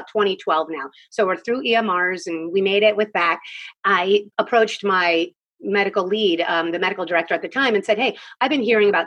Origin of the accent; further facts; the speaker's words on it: Philadelphia, Pennsylvania, United States; moved away as an adult; now in Southern Maryland, United States; I grew up in Philadelphia.